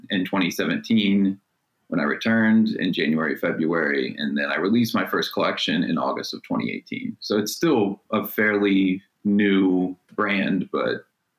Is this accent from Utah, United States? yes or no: no; Wellsville, Ohio, United States; now in Cleveland, United States; growing up in Wellsville